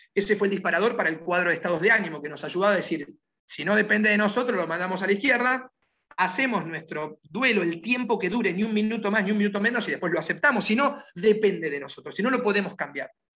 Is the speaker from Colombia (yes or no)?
no; Argentina; Yo prefiero ir por el mundo pensando como argentino